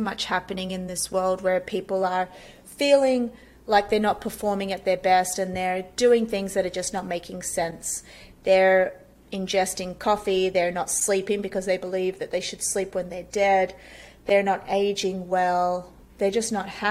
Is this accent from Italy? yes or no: no; Australia; moved away as an adult; now in United States